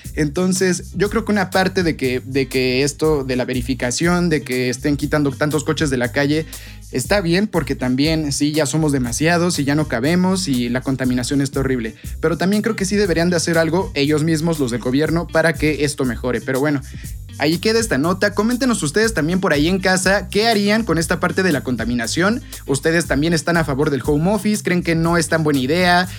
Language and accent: Spanish; Mexico; nosotros como mexicanos